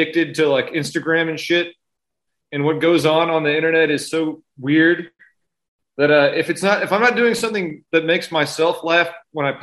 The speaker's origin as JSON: {"language": "English", "town": "San Antonio", "region": "Texas", "country": "United States", "tie": "born or raised there", "said": "I'm a suburban guy. I grew up on the north side. I went to Reagan High School"}